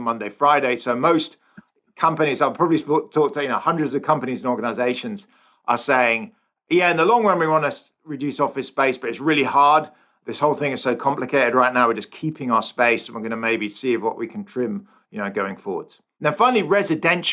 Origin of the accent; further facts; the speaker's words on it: England, United Kingdom; now in San Francisco, United States; I'm English or British.